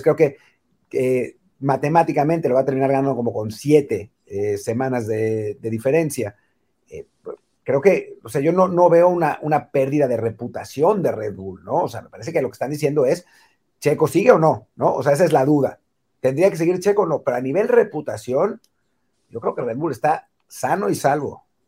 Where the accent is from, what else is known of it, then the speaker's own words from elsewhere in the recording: Mexico; somos mexicanos